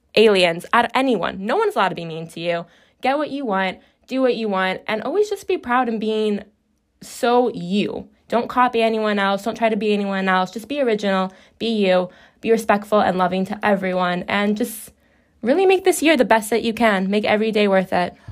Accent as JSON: {"language": "English", "town": "Chicago", "region": "Illinois", "country": "United States"}